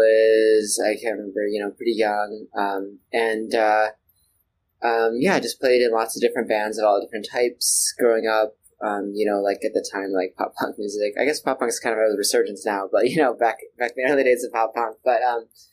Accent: Chicago, Illinois, United States; moved away as an adult; now in New York, United States; I grew up and lived in Chicago, pretty much Chicago area my whole life up until last year.

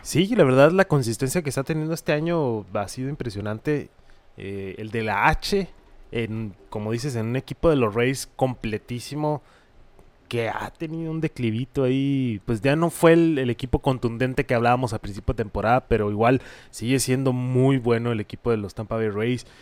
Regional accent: Hermosillo, Sonora, Mexico; somos mexas, somos de Hermosillo

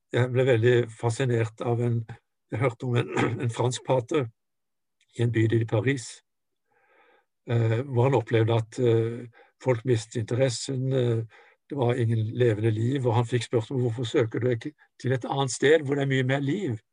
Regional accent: Norway; moved away as an adult; also born or lived in Japan; jeg kom fra Norge med min kristen tradisjon

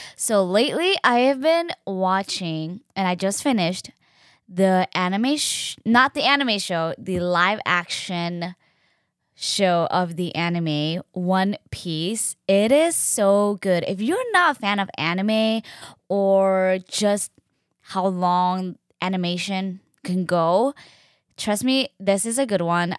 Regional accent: Hennepin County, Minnesota, United States; I grew up in Hennepin County

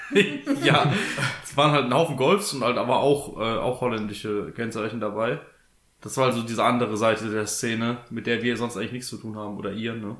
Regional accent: Southern Germany, Germany; bei uns im Süden

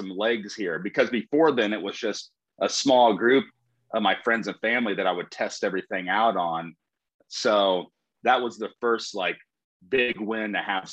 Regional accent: Shelbyville, Illinois, United States; from Shelbyville, Illinois

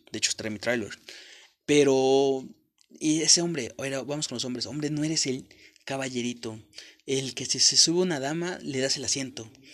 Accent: Mexico; Yo soy de México, la mayor parte de mexicanos hablamos con groserías

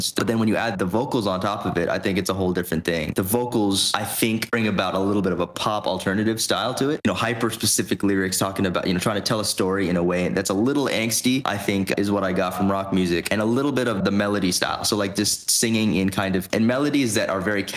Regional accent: Leesburg, Virginia, United States; also born or lived in Washington, D.C.; I grew up in the D.C., Northern Virginia area in a town called Leesburg

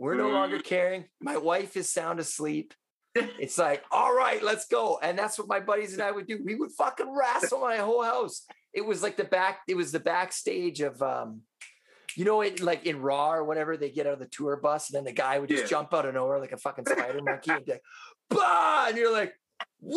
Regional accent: Vancouver, British Columbia, Canada; I'm from Vancouver

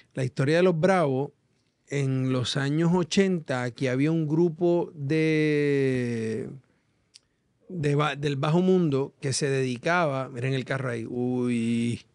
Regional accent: Puerto Rico; nuestra isla

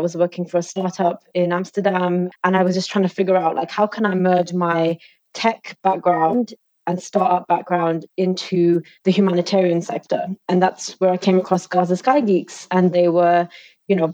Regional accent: London, United Kingdom; So I am an East Londoner at heart, just like yourselves. And I was born and raised in London

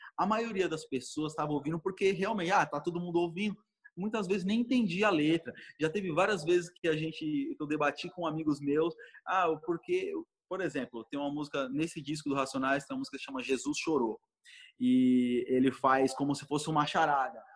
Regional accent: São Paulo, Brazil; eu cresci na Zona Norte de São Paulo

